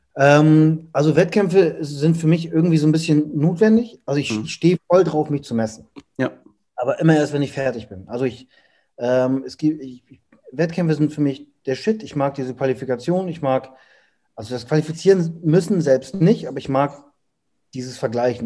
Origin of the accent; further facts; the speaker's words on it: Hamburg, Germany; ich komme aus Hamburg